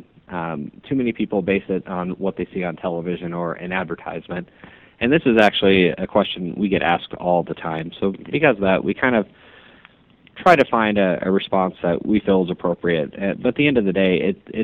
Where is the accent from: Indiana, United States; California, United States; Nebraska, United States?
Nebraska, United States; Omaha; moved away as an adult; now in Kansas City, United States; I'm originally from Omaha. So born and raised in Omaha, went to Ralston High School